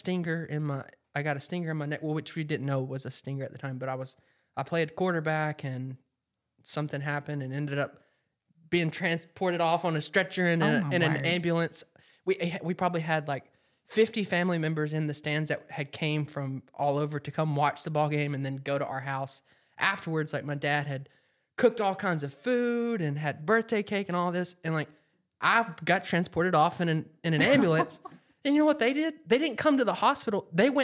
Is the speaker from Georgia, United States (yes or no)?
no; Alabama, United States; born there; So I was born in Alabama. The Alabama and Auburn football game, the Iron Bowl. We all know that's like the biggest thing around here.